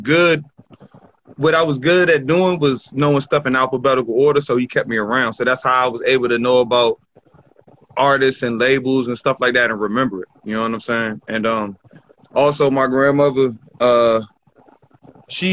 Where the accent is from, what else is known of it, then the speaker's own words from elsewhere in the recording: Bowie, Maryland, United States; Growing up in Bowie